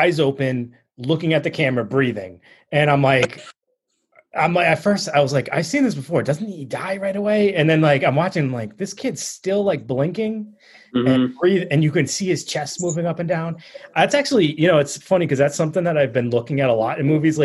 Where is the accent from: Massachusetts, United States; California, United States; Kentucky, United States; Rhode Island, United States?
Rhode Island, United States; Pawtucket; out of Pawtucket, Rhode Island. My hometown.